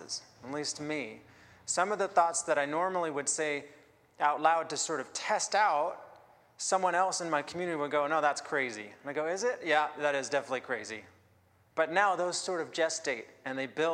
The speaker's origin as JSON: {"language": "English", "town": "Seattle", "region": "Washington", "country": "United States", "tie": "born or raised there", "moved": "yes", "lives_now": "Victoria, Canada", "said": "I am an immigrant to Canada. I grew up in the Seattle area"}